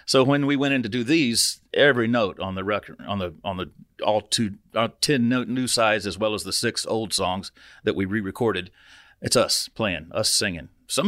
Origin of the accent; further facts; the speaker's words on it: Vian, Oklahoma, United States; her Uncle Jeff grew up in Vianne, Oklahoma, which is where I'm from.